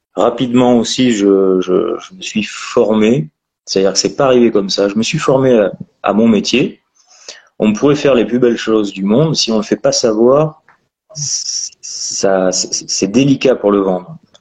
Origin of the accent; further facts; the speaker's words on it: Périgord, Nouvelle-Aquitaine, France; je suis natif du Périgord